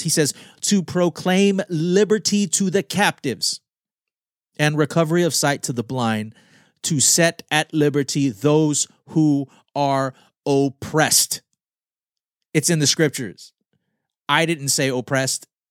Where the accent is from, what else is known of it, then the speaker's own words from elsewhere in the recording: Guam; moved away; I am Filipino American, born on Guam.